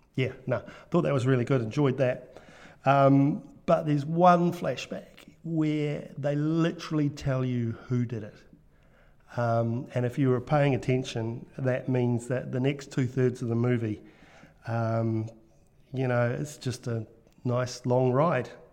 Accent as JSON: {"language": "English", "country": "New Zealand", "accent": "Kiwi", "said": "another Kiwi accent, um, all the way from New Zealand."}